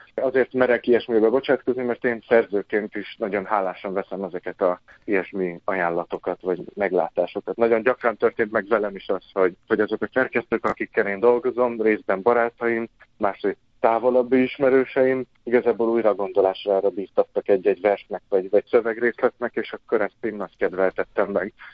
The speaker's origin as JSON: {"language": "Hungarian", "town": "Salgótarján", "region": "Nógrád", "country": "Hungary", "tie": "born or raised there", "also_born_or_lived": "Sárospatak", "moved": "as an adult", "lives_now": "Debrecen, Hungary", "said": "Azt nem mondom, hogy debreceniként gondolok magamra, mert még mindig Salgó Tarjániként"}